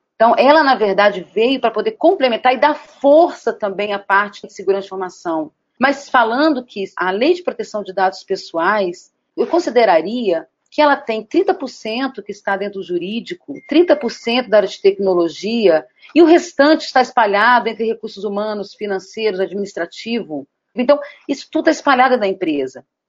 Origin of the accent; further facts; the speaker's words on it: Brasília, Federal District, Brazil; sou de Brasília